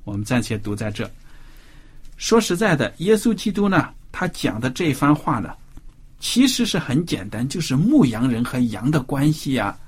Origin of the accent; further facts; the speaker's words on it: China; 我们中国人